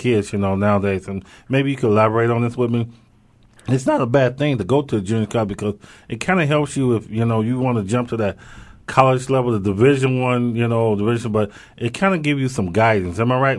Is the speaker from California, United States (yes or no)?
yes; Santa Rosa, California, United States; You came out of Chabot. I came from Santa Rosa. We had Anthony Sargent come out of L.A., Pierce, Freddie Doucet.